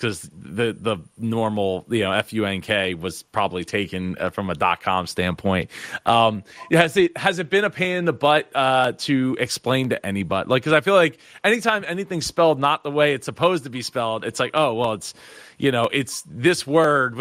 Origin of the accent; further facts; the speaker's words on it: Philadelphia, Pennsylvania, United States; I'm from Philly, the area